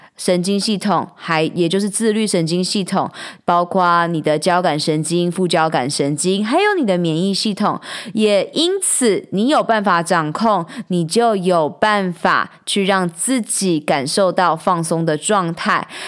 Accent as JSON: {"language": "Chinese", "region": "Taichung", "country": "Taiwan", "tie": "born or raised there", "said": "我们住在台湾，我们是台湾人"}